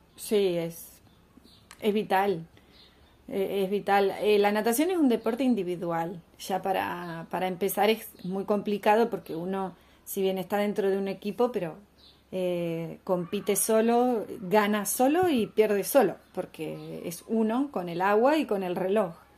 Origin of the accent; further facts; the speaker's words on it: Argentina; en un país como Argentina donde valoramos tanto